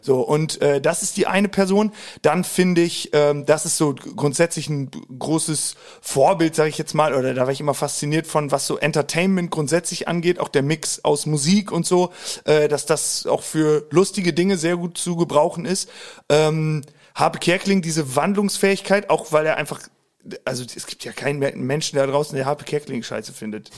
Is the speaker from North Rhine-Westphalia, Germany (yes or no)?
no; Hagen am Teutoburger Wald, Lower Saxony, Germany; Osnabrück komme ich her, genauer aus einem kleinen Dörfchen im Südkreis von Osnabrück. Osnabrück. Mhm. Der Ort heißt Hagen am Teutoburger Wald. Äh, da bin ich auch immer noch zu Hause.